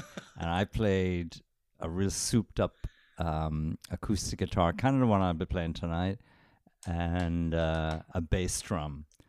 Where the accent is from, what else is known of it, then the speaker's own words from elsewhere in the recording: Wexford, Leinster, Ireland; I come from Turner and Kerwin of Wexford, which was impossible to say.